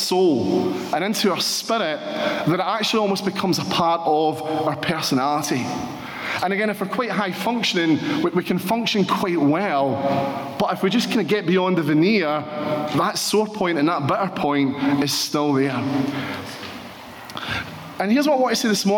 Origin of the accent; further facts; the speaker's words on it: Paisley, Scotland, United Kingdom; I'm from Paisley